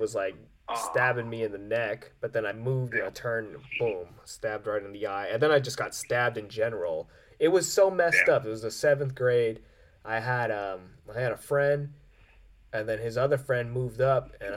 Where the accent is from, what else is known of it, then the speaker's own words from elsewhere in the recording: United States; I'm the first person really in my family that was born and raised in America